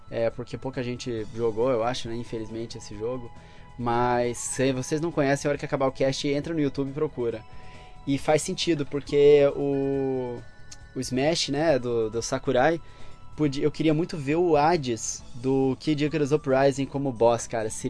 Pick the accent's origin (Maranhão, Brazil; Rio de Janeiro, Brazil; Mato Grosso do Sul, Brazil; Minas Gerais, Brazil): Mato Grosso do Sul, Brazil; now in Japan; Eu sou de Mato Grosso do Sul, cara.